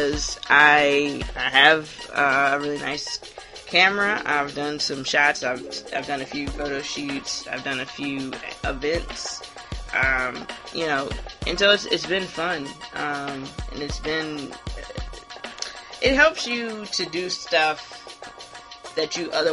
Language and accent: English; Hilton Head, South Carolina, United States; I'm from Hilton Head, South Carolina